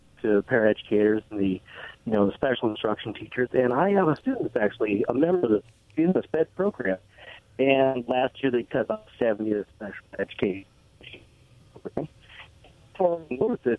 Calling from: Richland, Washington, United States; I'm from Richland.

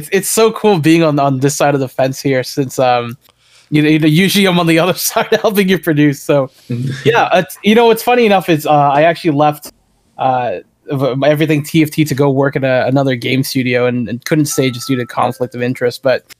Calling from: Toronto, Ontario, Canada; I'm calling from Toronto, Canada here.

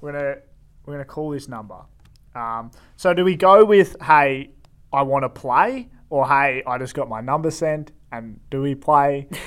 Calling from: Melbourne, Victoria, Australia; Calling from Melbourne.

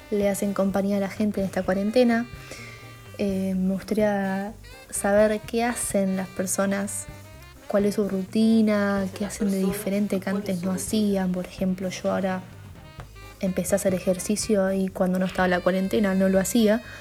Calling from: Moreno, Buenos Aires Province, Argentina

